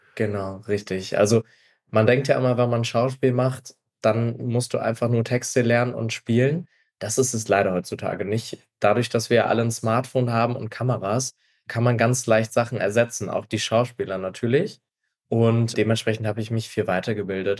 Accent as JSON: {"language": "German", "town": "Stralsund", "region": "Mecklenburg-Vorpommern", "country": "Germany", "tie": "born or raised there", "moved": "as an adult", "lives_now": "Berlin, Germany", "said": "ich bin ein Ostseekind. Ich bin in Straßen groß geworden, also da, wo man FKK an der Ostsee noch ganz groß schreibt"}